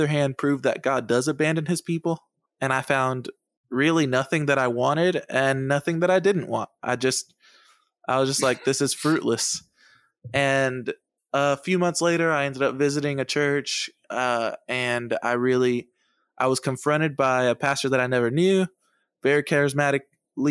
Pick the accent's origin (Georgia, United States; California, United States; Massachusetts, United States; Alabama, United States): Massachusetts, United States; also born or lived in San Juan, Puerto Rico; When I was 6 or 7 years old, we moved to Massachusetts